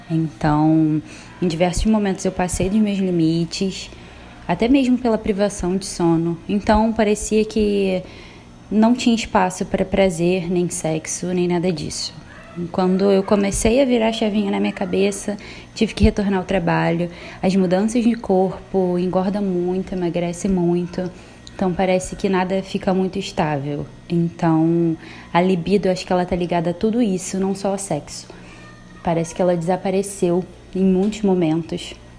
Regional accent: Rio de Janeiro, Brazil; sou carioca da Gema

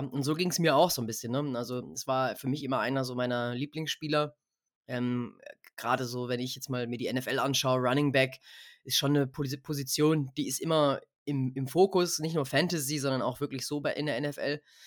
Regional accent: Munich area, Bavaria, Germany; Wir sind ja beide aus dem Münchner Raum, Freddy und ich

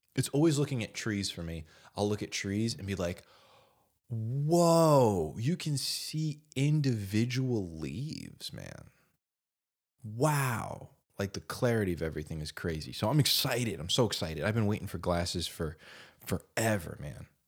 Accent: New Jersey, United States; I'm from New Jersey

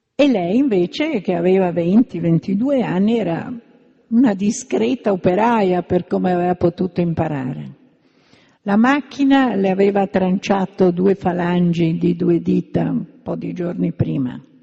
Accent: Milan, Lombardy, Italy; io che sono di Milano

